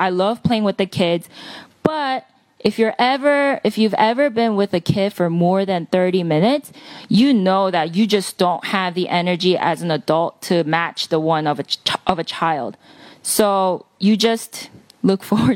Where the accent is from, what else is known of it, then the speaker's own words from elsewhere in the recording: Palisades Park, New Jersey, United States; English is a second language; also born or lived in Seoul, South Korea; I moved to America. I literally landed in JFK, drove to Palisades Park, and I've been here ever since second grade